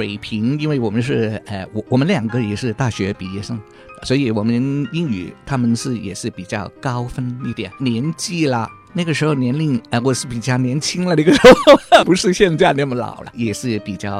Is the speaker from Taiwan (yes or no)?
no; Hong Kong; now in Australia; 啊，很香港的普通话。我从香港来的，